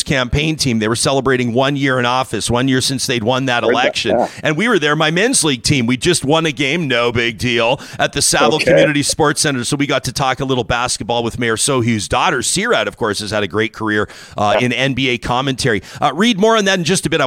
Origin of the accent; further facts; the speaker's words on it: Calgary, Alberta, Canada; I grew up in Calgary